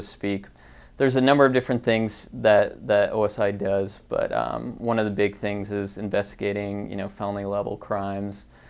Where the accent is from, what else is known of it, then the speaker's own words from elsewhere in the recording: Conifer Mountain, Jeffco, near Denver, Colorado, United States; growing up on Confer Mountain